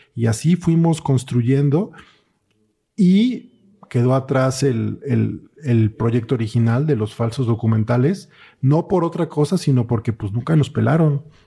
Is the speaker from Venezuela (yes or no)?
no; Mexico City, Mexico; yo soy de aquí de la Ciudad de México